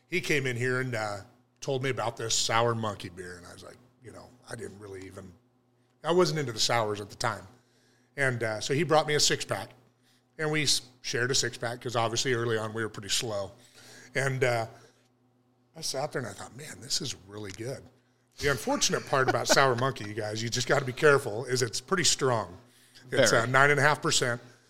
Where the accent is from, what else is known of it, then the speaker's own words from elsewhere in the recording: Cottonwood, California, United States; open a little tap house in my hometown